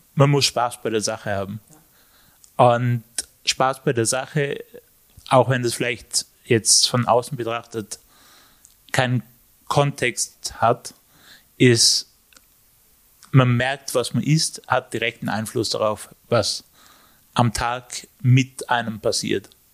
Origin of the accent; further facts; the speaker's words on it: Innsbruck, Tyrol, Austria; ich bin aus Innsbruck